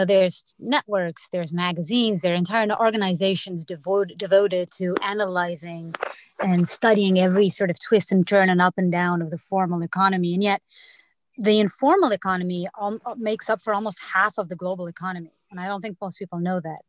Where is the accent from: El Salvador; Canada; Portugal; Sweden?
Portugal; moved away as an adult; now in United States; I grew up in Portugal